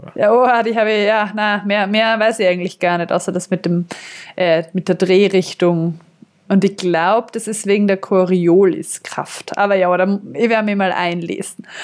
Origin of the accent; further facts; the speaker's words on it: southern Austria, Austria; bei uns im Süden Österreichs